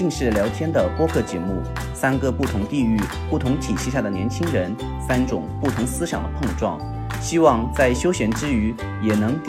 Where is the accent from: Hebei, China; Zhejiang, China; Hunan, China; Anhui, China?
Hunan, China; moved away; 我作为一个土生土长的湖南人，